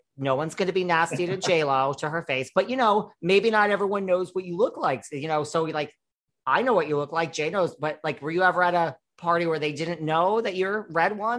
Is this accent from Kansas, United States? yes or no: no; New York City, New York, United States; I'm from New York City and we are real people from the city